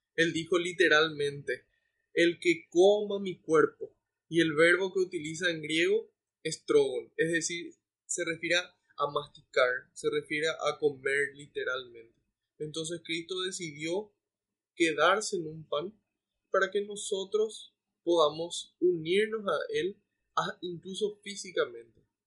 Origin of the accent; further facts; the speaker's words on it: Paraguay; como iglesia paraguaya